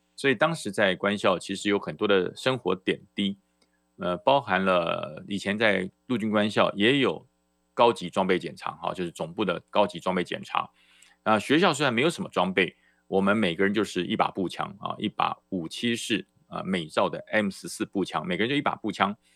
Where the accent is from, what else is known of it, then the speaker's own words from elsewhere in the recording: Taiwan; 中华民国在台湾，我来自台湾，我也不反对